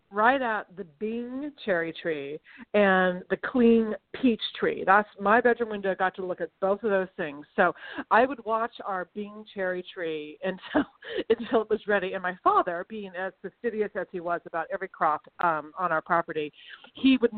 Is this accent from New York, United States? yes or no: no; Sacramento, California, United States; I grew up in Sacramento, and my you know my father is an old a farm boy from Georgia